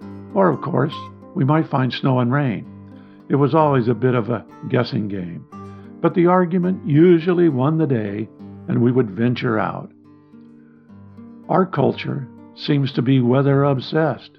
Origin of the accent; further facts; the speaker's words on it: Midwest, United States; Growing up in the Midwest